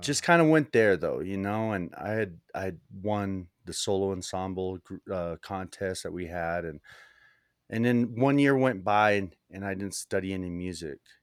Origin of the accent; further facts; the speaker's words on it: New Mexico, United States; also born or lived in El Paso, Texas / Las Cruces, New Mexico; now in Santa Fe, United States; I was born in El Paso and sort of made my way up through New Mexico, ending up here in Santa Fe, New Mexico.